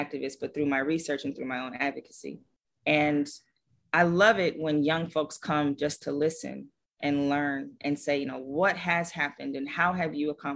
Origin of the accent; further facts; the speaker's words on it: Los Angeles, California, United States; I grew up in Los Angeles